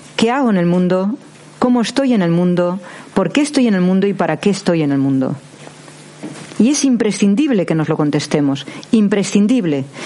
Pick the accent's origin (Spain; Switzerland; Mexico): Spain; Cantabrian coast; yo soy del Cantábrico